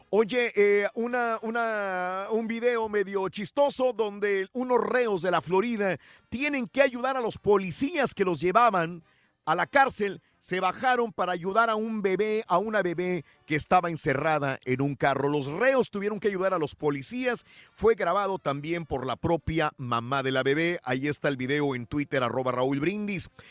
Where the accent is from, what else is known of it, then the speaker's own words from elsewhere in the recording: Mexico; first language Spanish; now in United States; mi México querido